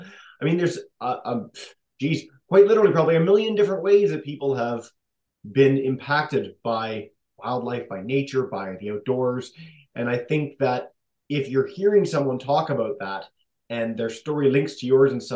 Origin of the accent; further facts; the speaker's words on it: Toronto, Ontario, Canada; moved away as an adult; now in Newfoundland and Labrador, Canada; I grew up in Toronto